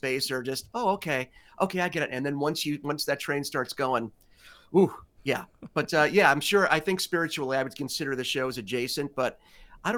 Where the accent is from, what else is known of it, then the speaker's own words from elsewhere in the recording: New York City, New York, United States; where I grew up in Greenwich Village in Manhattan, in New York